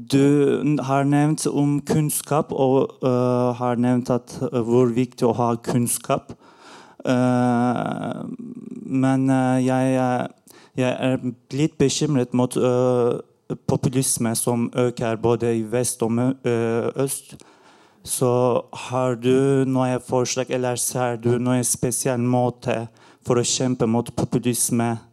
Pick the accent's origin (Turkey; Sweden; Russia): Turkey; Norwegian is a second language; now in Norway; Eh, mitt navn er …, og eh, jeg kom eh, til Norge fra Tyrkia for fem år siden.